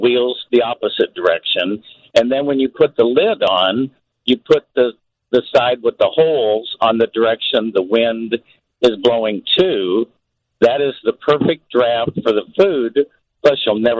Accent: Kansas City, United States; I'm from Kansas City, home of the best barbecuers in the world.

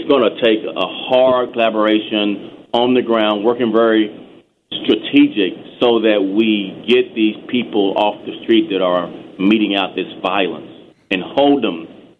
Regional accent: Texas, United States; It was very difficult, actually. Texas is very segregated. There's a long history of inappropriate conduct by police officers.

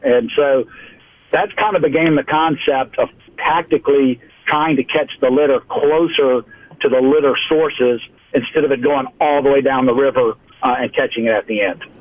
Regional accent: South Louisiana, United States; moved away as an adult; also born or lived in central Mississippi; now in Mobile, United States; born, raised in the South, and, you know, water is just our family story, who we are. So I'm from South Louisiana

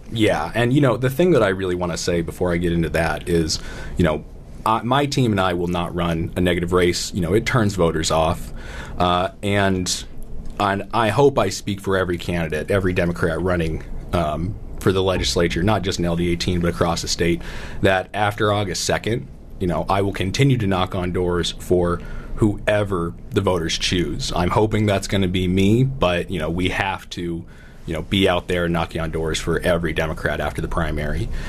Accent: Tucson, Arizona, United States; I was born and raised here in Tucson.

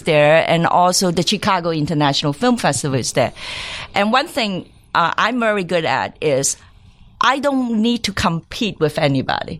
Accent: Hong Kong; I grew up in Hong Kong

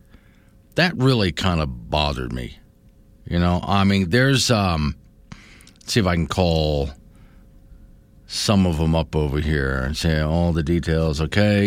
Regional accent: Florida, United States; now in Wyoming, United States; I grew up around Disney, being a Florida boy

